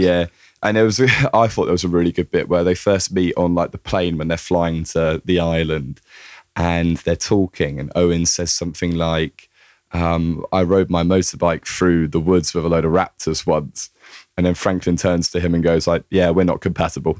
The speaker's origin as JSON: {"language": "English", "country": "United Kingdom", "said": "as a Brit"}